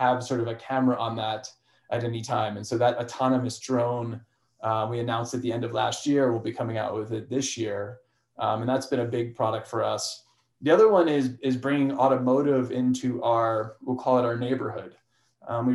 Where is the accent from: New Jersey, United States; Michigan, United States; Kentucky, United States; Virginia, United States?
New Jersey, United States; Chester; moved away as an adult; also born or lived in Boston, Massachusetts; So I grew up in New Jersey. For people actually probably know Northern Jersey in Chester, near Morristown